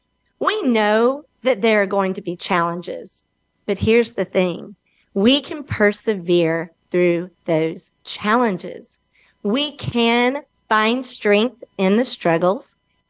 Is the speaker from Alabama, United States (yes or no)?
yes; Alabama, United States; I am from Alabama, and I am located right here in Birmingham, also known as the Magic City